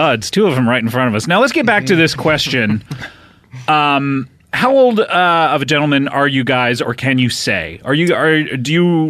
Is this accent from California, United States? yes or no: yes; Southern California, United States; I'm from here. I'm from Southern California.